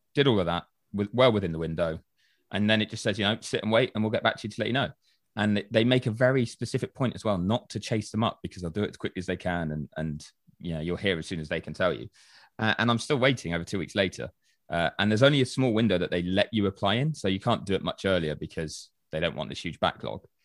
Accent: United Kingdom; I'm British

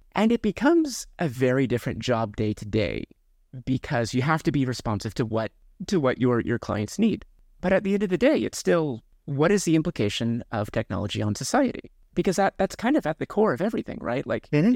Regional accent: Kansas, United States; now in Seattle, United States; I grew up in Kansas

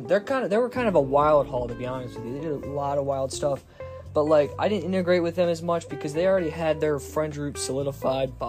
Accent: Lancaster County, Pennsylvania, United States; I'm from Lancaster County, Pennsylvania

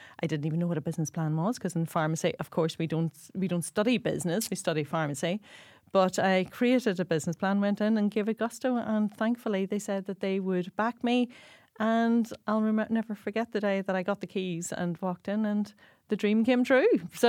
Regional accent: Northern Ireland, United Kingdom; moved away as an adult; now in Dublin, Ireland; So I hail from County Tyrone, from the hills of the Spearn Mountains, and I came to Dublin to study pharmacy.

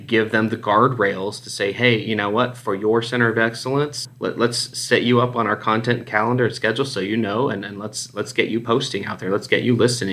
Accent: Houston, Texas, United States; accent: Texas; moved away as an adult; also born or lived in Dallas, Texas; now in Phoenix, United States; Spent all my formidable years growing up in the Houston area, and I'd been out in the Dallas area for about 8 years, but I'm currently in Phoenix, Arizona.

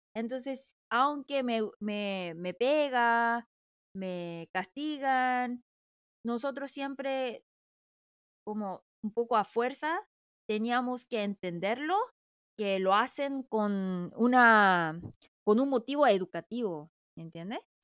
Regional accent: South Korea; Spanish is a second language

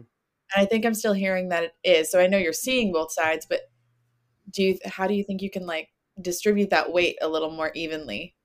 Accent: near Winter Garden, Florida, United States; Winter Garden near my hometown

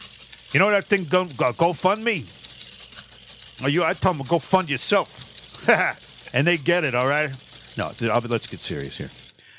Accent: Manchester, Connecticut, United States; my hometown, Manchester, Connecticut.

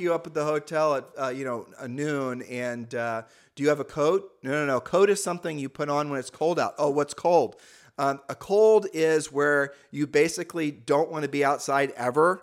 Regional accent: Ohio, United States; moved away; we're from Ohio

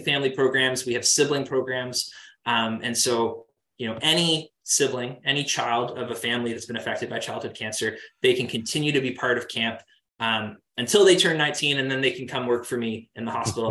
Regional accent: Kingston, Ontario, Canada; I'm from Kingston. Um, I went to the same high school um, as uh, as the band

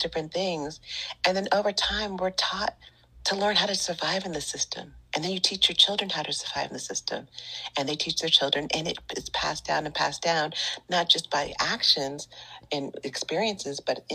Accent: Bay Area, Northern California, United States; I'm from California. So if you hear Northern California at that, so if you hear the word hella, it's just a part of who I am

